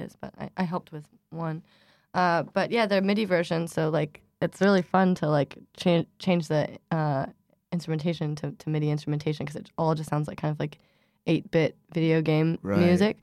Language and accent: English; Eugene, Oregon, United States; I grew up in Oregon, in Eugene, Oregon